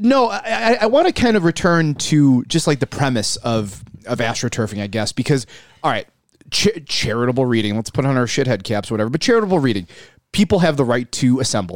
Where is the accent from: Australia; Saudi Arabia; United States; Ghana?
United States; Buffalo, New York; I'm from South Buffalo originally.